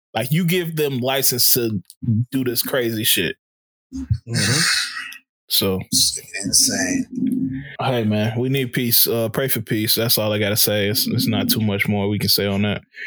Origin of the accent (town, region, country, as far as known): Chicago, Illinois, United States